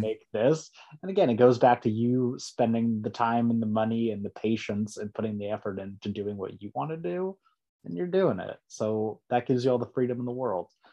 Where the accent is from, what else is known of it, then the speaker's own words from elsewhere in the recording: San Diego, California, United States; also born or lived in Rancho Bernardo / Escondido; That's my hometown